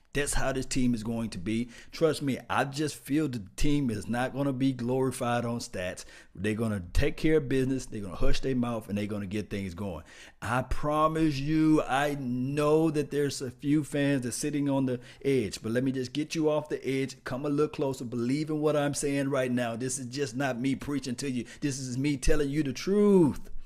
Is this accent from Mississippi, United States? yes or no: yes; Mississippi, United States; accent: Mississippi; I'm from Mississippi, so I have a Mississippi accent